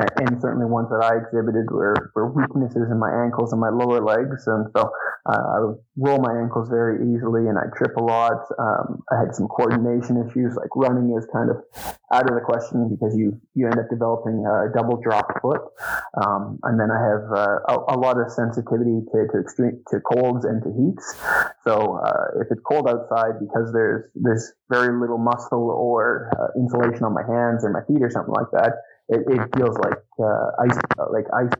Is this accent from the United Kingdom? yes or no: no; Sherwood Park, Alberta, Canada; I born and raised in Sherwood Park, so just east of Edmonton, I guess. But I spent my entire life here